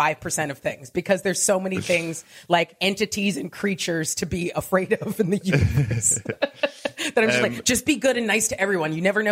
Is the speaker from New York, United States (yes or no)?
no; Diamond Bar, California, United States; I grew up in a city called Diamond Bar, California, which is right next to Pomona.